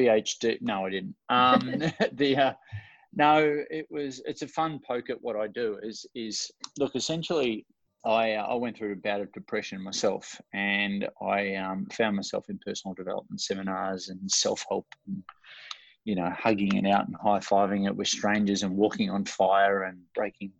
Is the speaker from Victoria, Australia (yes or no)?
yes; Ocean Grove, Victoria, Australia; I'm from Melbourne, Australia, or about an hour and a half out of Melbourne, down at a coastal town called Ocean Grove in the southern part of Australia.